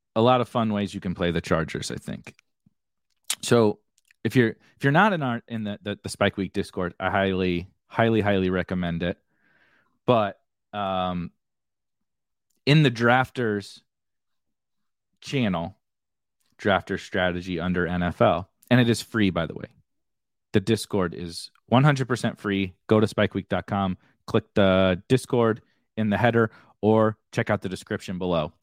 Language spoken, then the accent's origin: English; Mascoutah, Illinois, United States; from a town called Muscuda, Muscuda, Illinois